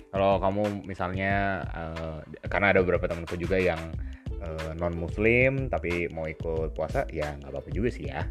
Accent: West Java, Indonesia; now in Malang, Indonesia; Aku Sunda

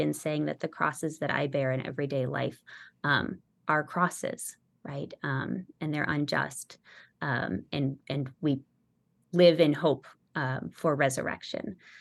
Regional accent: Denver, Colorado, United States; moved away; also born or lived in Brownsville, Texas; I'm from Denver, just like Brian, actually, we grew up in the same parish

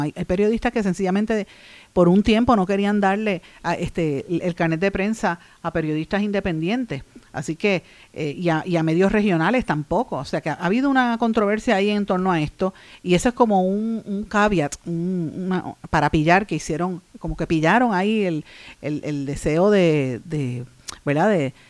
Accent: Puerto Rico; nuestro país

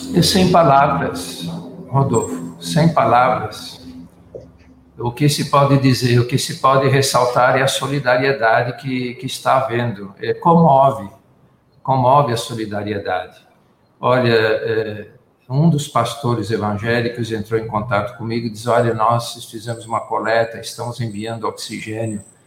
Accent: Forquilhinha, Santa Catarina, Brazil; now in Manaus, Brazil; eu sou nascido em Forquilinha

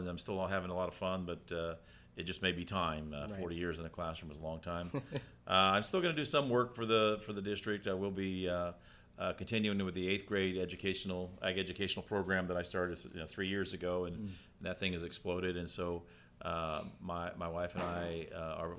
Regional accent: Kingsburg, California, United States; I was born and raised in Kingsburg

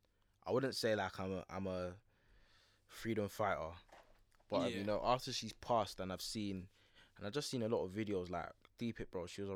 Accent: United Kingdom; born there; My parents came and I was born here. {S1} Yeah. {S0} Therefore, I'm from the United Kingdom.

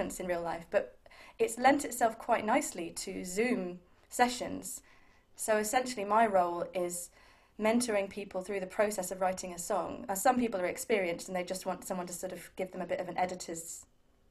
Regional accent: Milton Keynes, South East England, United Kingdom; I grew up in Milton Keynes

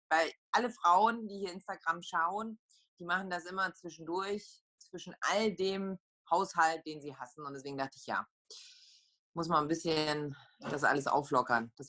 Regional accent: Poland; accent: Polish; German is a second language; und dann habe ich halt so meinen polnischen Akzent noch dazugelegt

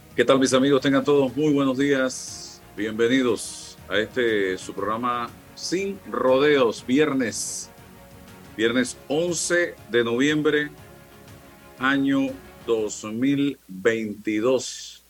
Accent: the interior of the Republic, Panama; moved away; yo que vengo del interior de la República

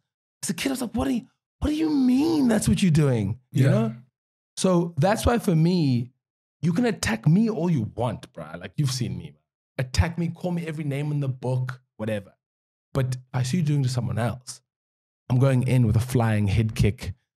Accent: Cape Town, Western Cape, South Africa; also born or lived in Langa / Pinelands; I grew up in Kuguletu. I moved to Langa and then Pylans, and then now I live in town for the last 18 years.

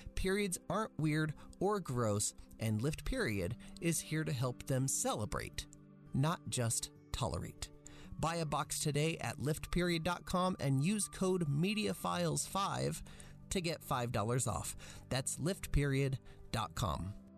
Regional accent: United States; as an American boy

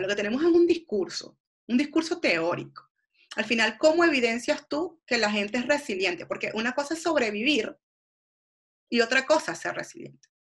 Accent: Venezuela; moved away as an adult; also born or lived in Argentina; yo soy venezolana

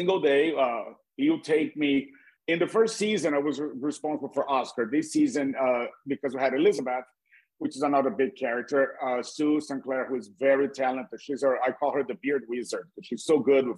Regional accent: Brazil; English is a second language; moved away as an adult; also born or lived in Cape Cod; when I was a new immigrant, I'm from Brazil. My accent

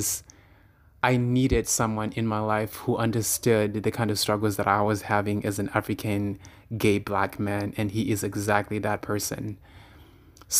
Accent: Toronto, Ontario, Canada; Born and raised in Toronto

